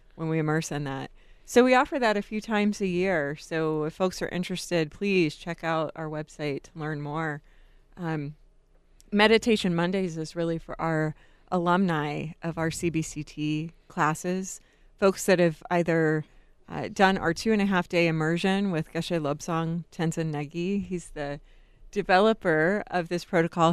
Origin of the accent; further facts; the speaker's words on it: Jacksonville, Florida, United States; now in Tucson, United States; I grew up in Jacksonville